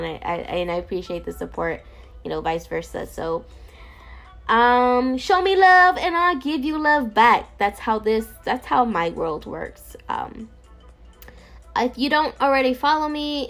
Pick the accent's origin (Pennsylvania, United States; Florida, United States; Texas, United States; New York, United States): New York, United States; New York City; I'm from New York